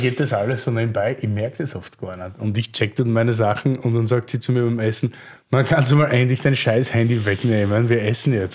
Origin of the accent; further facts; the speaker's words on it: Austria; aus Sicht eines Österreichers